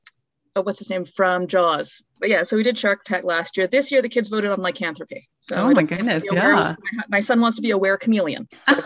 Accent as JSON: {"language": "English", "region": "the Maritimes", "country": "Canada", "said": "As a Maritimer"}